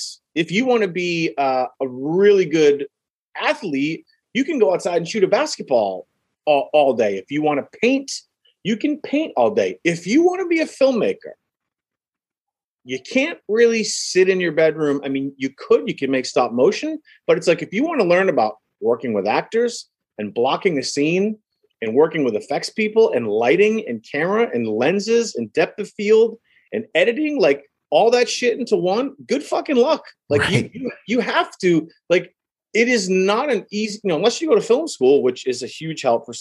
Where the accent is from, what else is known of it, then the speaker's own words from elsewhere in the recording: Massachusetts, United States; where I grew up in Massachusetts, there's a lot of Native American culture.